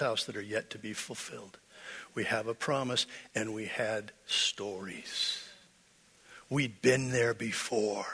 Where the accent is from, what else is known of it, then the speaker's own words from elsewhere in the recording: United States; I'm American